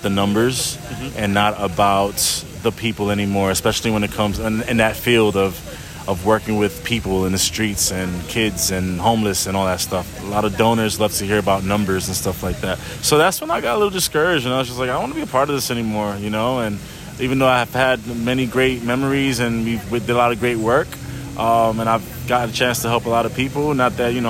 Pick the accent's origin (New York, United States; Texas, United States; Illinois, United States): New York, United States; New York City; moved away; I grew up in New York City, where I grew up with different people around me